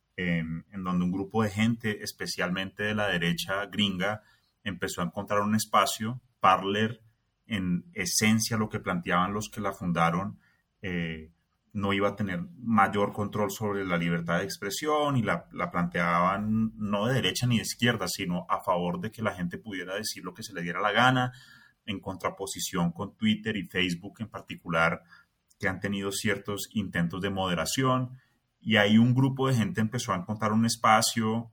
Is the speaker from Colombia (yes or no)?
yes; Colombia; me siento como muy colombiano